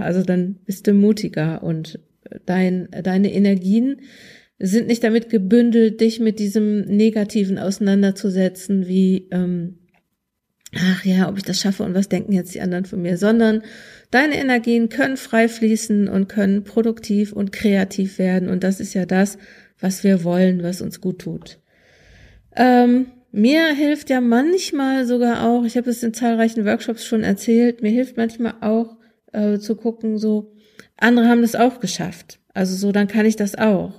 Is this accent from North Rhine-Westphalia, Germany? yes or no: yes; Ruhr area, North Rhine-Westphalia, Germany; also born or lived in Münsterland; ich komme aus dem Ruhrgebiet